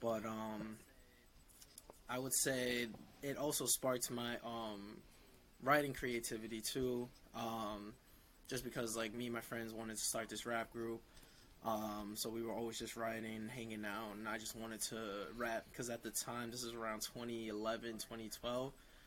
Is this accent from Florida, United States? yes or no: no; Bergenfield, New Jersey, United States; also born or lived in Essex County, New Jersey; I grew up in Bergenfield, Bergen County